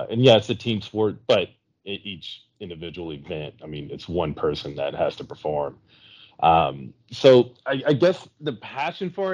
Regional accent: South Louisiana, United States; I'm from South Louisiana

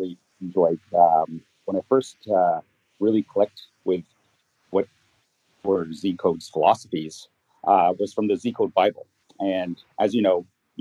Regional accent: Toronto, Ontario, Canada; I'm from Toronto, Canada.

